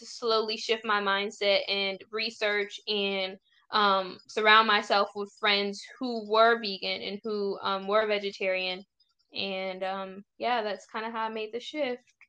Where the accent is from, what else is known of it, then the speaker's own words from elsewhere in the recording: United States; also born or lived in Virginia / Tennessee; growing up in the States